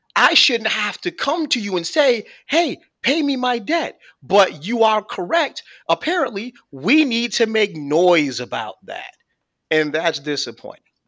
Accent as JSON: {"language": "English", "town": "Buffalo", "region": "New York", "country": "United States", "moved": "yes", "said": "I'm originally from Buffalo"}